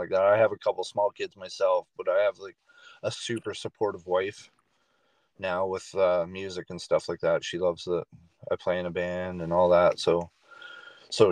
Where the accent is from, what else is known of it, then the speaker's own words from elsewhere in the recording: Ontario, Canada; moved away as an adult; also born or lived in New Brunswick; now in Moncton, Canada; I grew up in Ontario